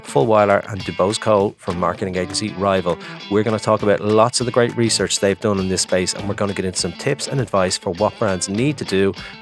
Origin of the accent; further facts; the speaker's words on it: Ireland; I'm an Irish man